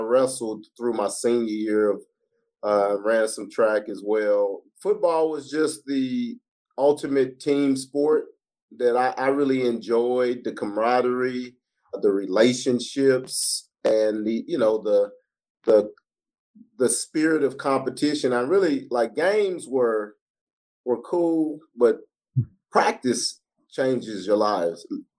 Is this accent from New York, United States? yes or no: no; Tulsa, Oklahoma, United States; moved away as an adult; also born or lived in California; I was born in California, but reared in Oklahoma.